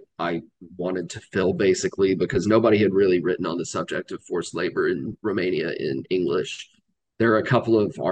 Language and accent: English; Georgia, United States; So I grew up in Georgia. Spent most of my life living in the South